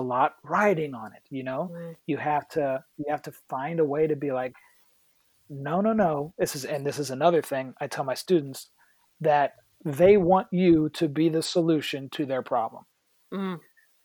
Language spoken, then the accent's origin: English; West Virginia, United States; moved away; I'm from West Virginia.